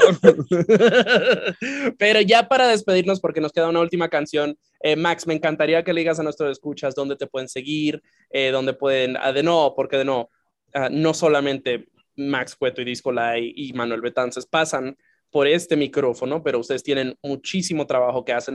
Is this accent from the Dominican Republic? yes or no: yes; Dominican Republic; also born or lived in Santiago; now in United States; mi formación como persona fue en, en la isla